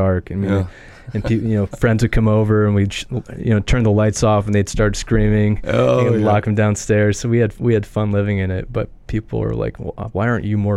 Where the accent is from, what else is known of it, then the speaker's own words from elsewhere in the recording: South Dakota, United States; moved away as an adult; also born or lived in California / Arizona; now in New York City, United States; I had lawn mowing, snow shoveling businesses growing up in South Dakota